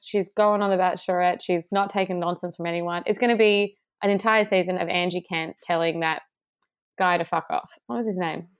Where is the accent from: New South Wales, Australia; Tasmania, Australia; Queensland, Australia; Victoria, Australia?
New South Wales, Australia; Sydney; I'm from Sydney.